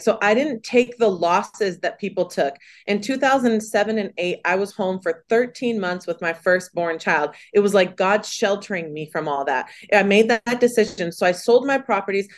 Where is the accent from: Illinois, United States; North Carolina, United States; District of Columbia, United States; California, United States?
California, United States; I'm from California, born and raised